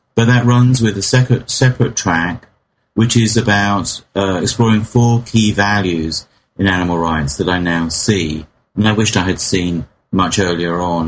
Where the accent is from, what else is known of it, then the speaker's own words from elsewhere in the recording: England, United Kingdom; in my hometown in England